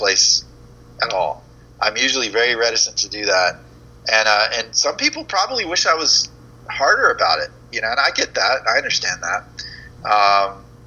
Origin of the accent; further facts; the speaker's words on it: Florida, United States; also born or lived in Georgia; I grew up in Florida, but I've spent a lot of time in Georgia